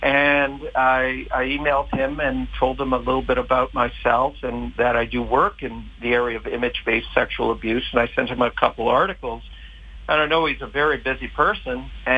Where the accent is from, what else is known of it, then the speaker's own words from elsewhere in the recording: Canada; also born or lived in Montreal; now in West Virginia, United States; I am a Canadian citizen. And I used to live in Montreal